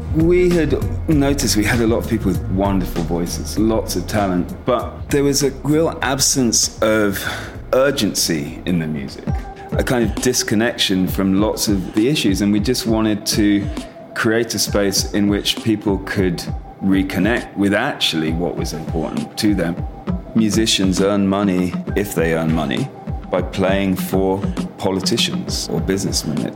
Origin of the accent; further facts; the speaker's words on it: Nigeria; now in Port Harcourt, Nigeria; I grew up in Nigeria, went to my mother's school. My mother was English but moved over here when she was 22 with my father, who was Nigerian.